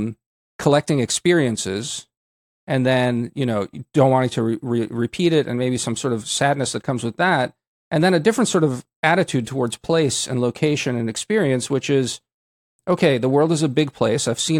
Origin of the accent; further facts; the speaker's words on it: Zadar, Zadar County, Croatia; but you know, I also like my hometown of Zadar, where you know, they have a home.